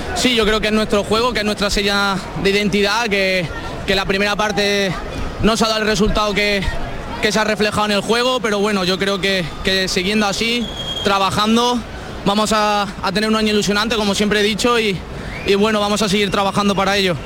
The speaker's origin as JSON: {"language": "Spanish", "town": "Córdoba", "region": "Andalusia", "country": "Spain", "said": "soy de aquí al lado, soy de Córdoba"}